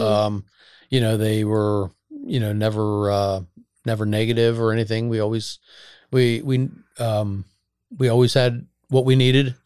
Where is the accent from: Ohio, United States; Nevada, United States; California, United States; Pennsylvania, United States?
Pennsylvania, United States; Bucks County; born or raised there